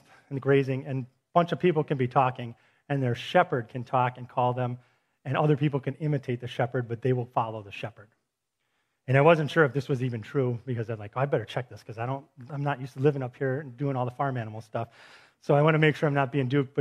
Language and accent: English; Milwaukee, Wisconsin, United States; I'm from Milwaukee